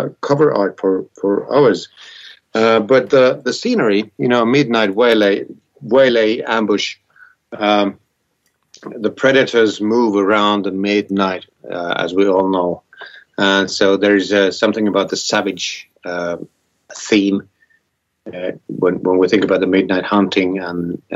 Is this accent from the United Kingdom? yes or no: no; Vienna, Austria; I was born in Vienna, a big city in Austria.